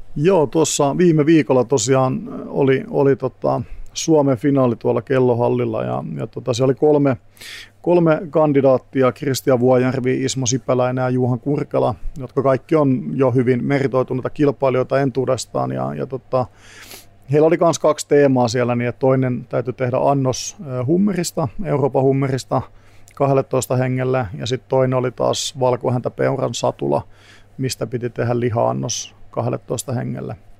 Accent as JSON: {"language": "Finnish", "town": "Tampere", "region": "Pirkanmaa", "country": "Finland", "also_born_or_lived": "England", "moved": "as an adult", "lives_now": "Helsinki, Finland", "said": "Tampereelta, mistä mä kotoisin"}